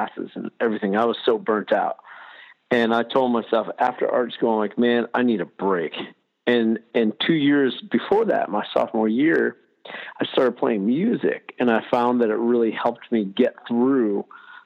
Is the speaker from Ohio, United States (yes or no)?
no; Southern Maine, United States; also born or lived in Baltimore; I grew up in Southern Maine, and then went to art school